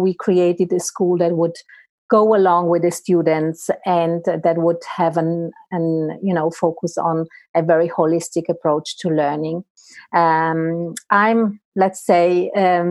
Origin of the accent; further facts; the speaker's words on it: Italy; moved away; I'm originally from Italy, so I know the Italian system very well